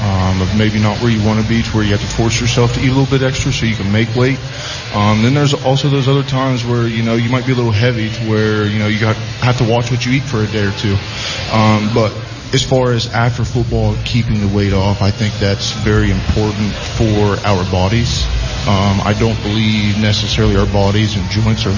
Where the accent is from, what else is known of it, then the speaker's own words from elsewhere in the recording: Sarahsville, Ohio, United States; I'm from a super small town. Nobody comes to small town Ohio looking for Division I athletes.